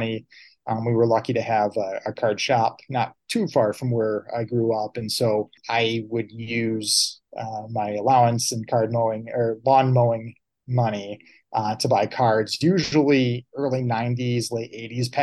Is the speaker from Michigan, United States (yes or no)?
yes; Saginaw, Michigan, United States; also born or lived in Detroit, Michigan; growing up in Michigan, you know, really, if you were lucky that you had all four pro sport teams, you know, right in Detroit there. And I was actually born in Detroit. My folks, we lived down there for several years after I was born, and then moved up to Saginaw